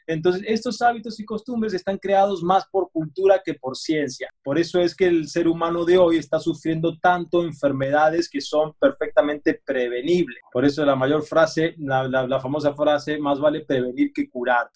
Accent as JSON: {"language": "Spanish", "country": "Argentina", "tie": "born or raised there", "said": "yo me crié en Argentina"}